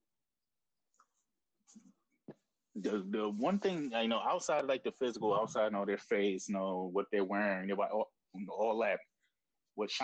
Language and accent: English; New York City, New York, United States; I'm from Brooklyn